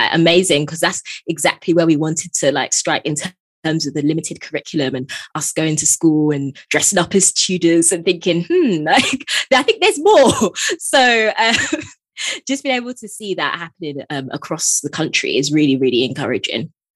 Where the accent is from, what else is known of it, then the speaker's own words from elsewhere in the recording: Nigeria; being Nigerian